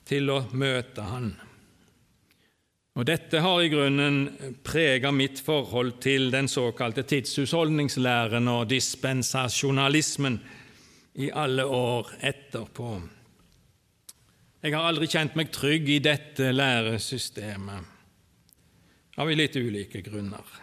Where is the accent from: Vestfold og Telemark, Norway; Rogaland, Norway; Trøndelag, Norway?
Rogaland, Norway; Åkrehamn; born there; Jeg er født på Karmøy, Åkrahamn. Der bodde òg farfar og farmor og min fars slekt fram til jeg var godt voksen.